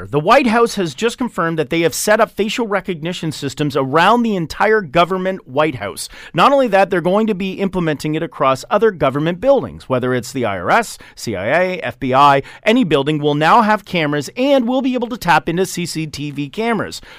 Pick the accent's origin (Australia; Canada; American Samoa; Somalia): Canada; I don't know where you are. I haven't turned on any of your other security cameras, but I'm from Canada